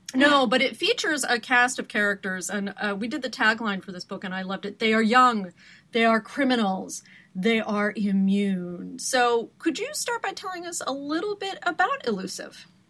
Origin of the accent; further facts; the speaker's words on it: Portland, Oregon, United States; moved away; you've come from my homeland of Oregon. I am from Portland and have many deep roots there, including my driver's license still after all these years